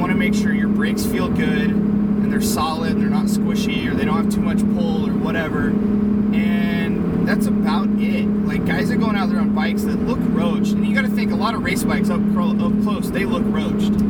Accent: Midwest, United States; now in California, United States; I grew up in the Midwest

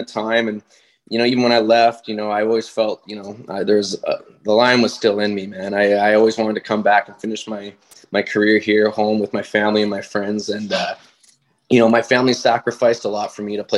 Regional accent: White Rock, British Columbia, Canada; I'm from White Rock, so I could, like, BC

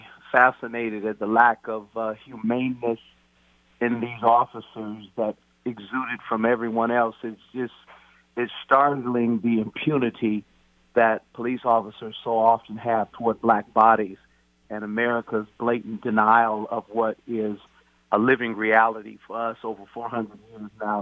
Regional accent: Tacoma, Washington, United States; I am from Tacoma

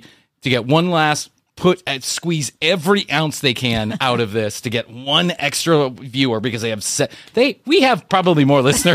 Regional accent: Atlanta, Georgia, United States; it's my hometown

